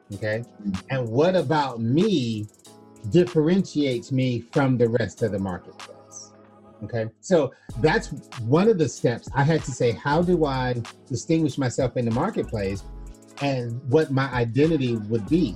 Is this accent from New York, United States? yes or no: no; Florida, United States; I was born in Florida, in the United States